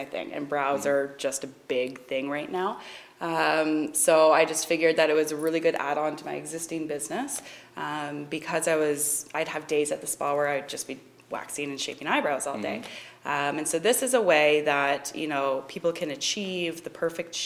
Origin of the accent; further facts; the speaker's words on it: Barrie, Ontario, Canada; also born or lived in Toronto; I grew up in Barrie and then did my schooling in Toronto.